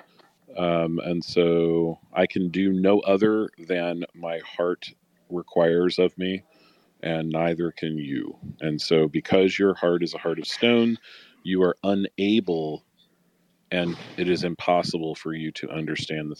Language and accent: English; Chicago, Illinois, United States; moved away; also born or lived in Florida; So I'm a city boy, right? I'm from Chicago.